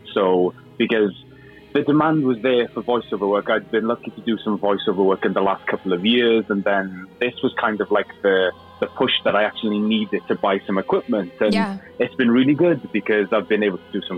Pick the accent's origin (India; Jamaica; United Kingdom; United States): United Kingdom; Cardiff, Wales; first language Welsh; English is a second language; moved away as an adult; also born or lived in London; I was brought up in Cardiff.